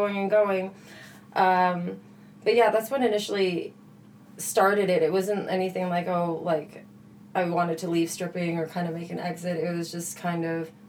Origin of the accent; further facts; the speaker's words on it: Canada; we're Canadian.